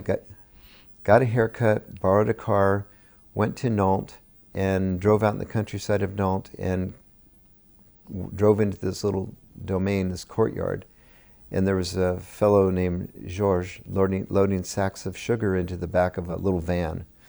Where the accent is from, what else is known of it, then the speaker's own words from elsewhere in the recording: Gilroy, California, United States; also born or lived in Morgan Hill, California; I grew up in Gilroy.